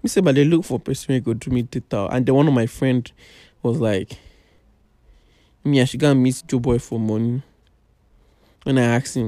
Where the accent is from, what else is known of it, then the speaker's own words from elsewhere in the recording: Ekiti, Nigeria; moved away; I come from a very local place. I come from Ekiti